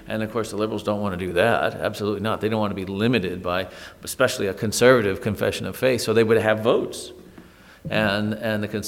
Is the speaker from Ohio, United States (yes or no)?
yes; Toledo, Ohio, United States; growing up in Toledo, Ohio